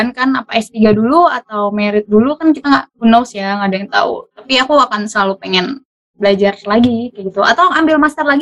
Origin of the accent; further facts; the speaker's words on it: Bangka Belitung Islands, Indonesia; untuk uh, eh, daerahku dulu mungkin untuk Belitung aku pengen banget uh, ngaj uh, bukan ngajar ya